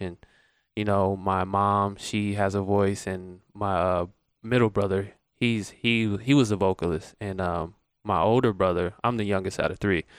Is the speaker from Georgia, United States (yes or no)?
yes; Atlanta, Georgia, United States; moved away as an adult; now in Las Vegas, United States; I am from Atlanta, Georgia